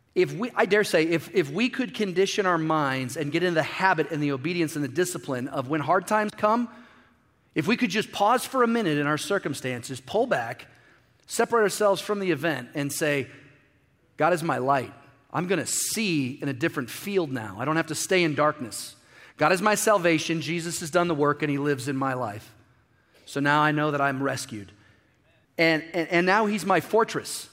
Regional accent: Midwest, United States; I grew up in the Midwest

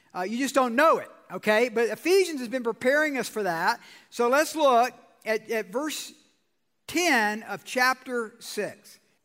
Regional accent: Georgia, United States; I'm from Georgia

